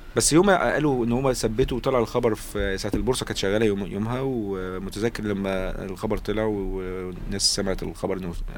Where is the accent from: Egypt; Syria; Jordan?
Egypt; عندنا في مصر